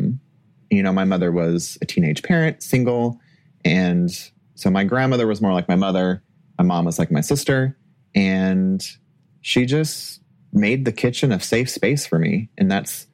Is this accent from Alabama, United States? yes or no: no; California, United States; moved away as an adult; I'm from California